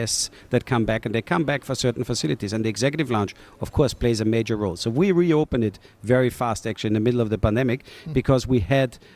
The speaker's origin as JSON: {"language": "English", "country": "Austria", "moved": "yes", "lives_now": "Portugal", "said": "Austria, my home country"}